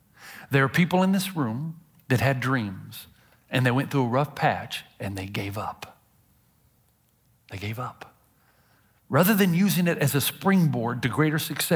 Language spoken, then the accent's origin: English; Tennessee, United States; I'm from Tennessee